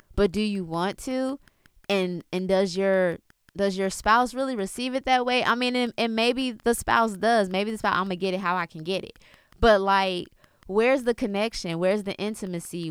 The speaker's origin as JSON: {"language": "English", "region": "South Florida", "country": "United States", "tie": "born or raised there", "said": "I was born in Florida, born in South Florida, you know, but I have Jamaican roots because of my father and my grandmother being born there"}